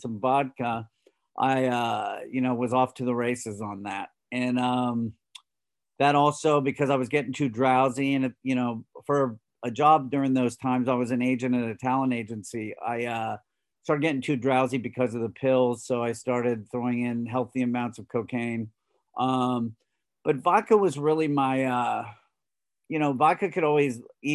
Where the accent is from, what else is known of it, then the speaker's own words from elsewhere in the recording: Los Angeles, California, United States; I grew up in Los Angeles